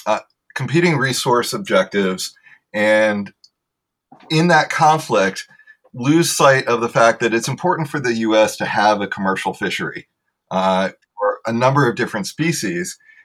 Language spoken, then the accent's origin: English; Virginia, United States; now in South Florida, United States; even though I've lived now in South Florida for 15 years and my wife for 20, we are children of the Chesapeake. I'm from Virginia and my wife is from Baltimore.